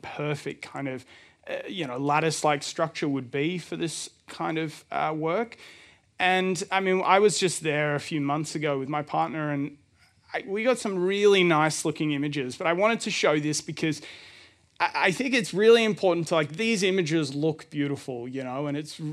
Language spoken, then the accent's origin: English; Melbourne, Victoria, Australia; I'm from Melbourne, and our studio is called Reef Design Lab